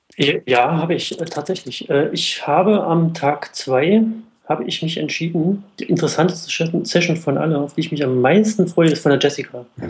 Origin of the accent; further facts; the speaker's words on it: the East, eastern Germany, Germany; Ich komme ja aus dem Osten.